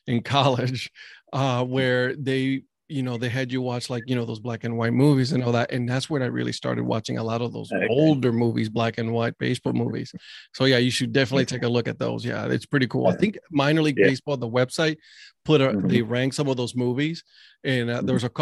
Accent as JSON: {"language": "English", "country": "Puerto Rico", "tie": "born or raised there", "also_born_or_lived": "Cleveland", "moved": "yes", "said": "I was growing up in Puerto Rico"}